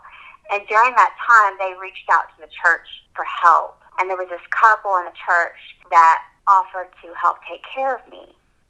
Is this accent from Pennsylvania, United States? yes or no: no; Tyler, Texas, United States; I am from Tyler, Texas. I am a single mom, and I have two little girls.